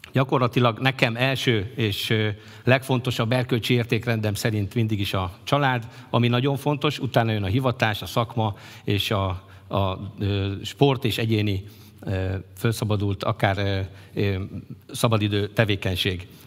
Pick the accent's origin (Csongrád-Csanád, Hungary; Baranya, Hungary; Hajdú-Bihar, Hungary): Csongrád-Csanád, Hungary; Kistelek; kisteleki származású vagyok